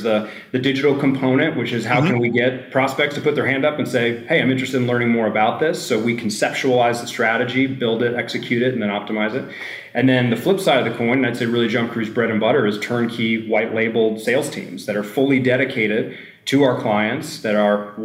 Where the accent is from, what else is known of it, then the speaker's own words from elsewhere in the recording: Oak Ridge, Tennessee, United States; also born or lived in Denver / Los Angeles; now in Nashville, United States; I'm actually from East Tennessee, a few hours away originally